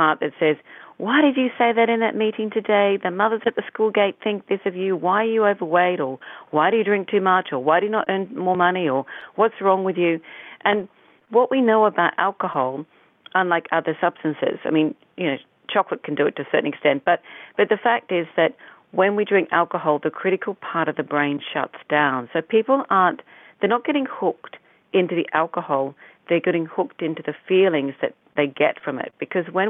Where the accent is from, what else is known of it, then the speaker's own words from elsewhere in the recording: Australia; also born or lived in United Kingdom; being an Australian